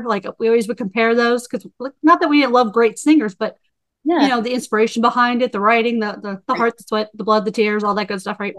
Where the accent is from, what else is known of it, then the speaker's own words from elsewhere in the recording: Pennsylvania, United States; moved away; I'm from originally from Pennsylvania, and I'm like, they're like, well, this little tiny town, they never remember it. I'm like, yeah, near Allentown. They're like, oh, it's northeast of Philly.